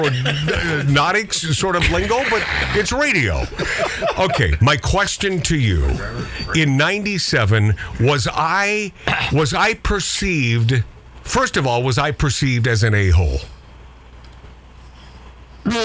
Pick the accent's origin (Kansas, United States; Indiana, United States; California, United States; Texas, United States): Texas, United States; Houston; moved away; also born or lived in New York / Los Angeles; the two of us both from Houston, Texas